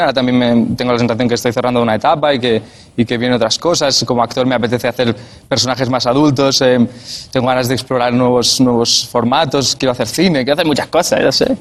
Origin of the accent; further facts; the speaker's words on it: Montcada i Reixac, Catalonia, Spain; son de mi pueblo, son de Moncay Rechac